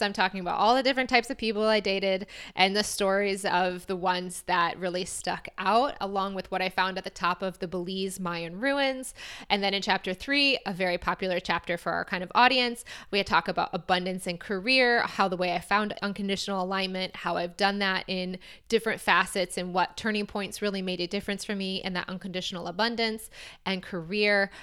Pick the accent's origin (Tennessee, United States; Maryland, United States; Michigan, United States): Michigan, United States; Rochester; moved away as an adult; also born or lived in Ann Arbor, Michigan / Chicago; I grew up in Michigan. I grew up in Rochester, forty-five minutes from Detroit my whole life